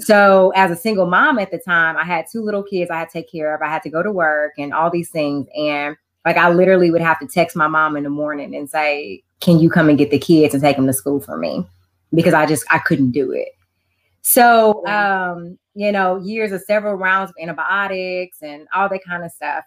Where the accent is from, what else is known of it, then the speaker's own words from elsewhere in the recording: Houston, Texas, United States; moved away as an adult; now in Beaumont, United States; So I am originally from Houston